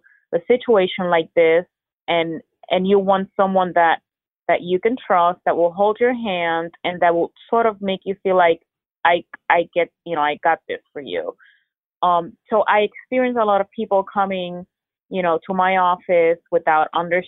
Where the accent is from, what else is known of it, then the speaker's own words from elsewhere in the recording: Puerto Rico; now in Florida, United States; born and raised in Puerto Rico